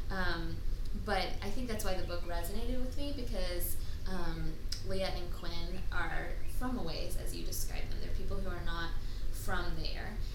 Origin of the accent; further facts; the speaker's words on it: Tallahassee, Florida, United States; Tallahassee's my hometown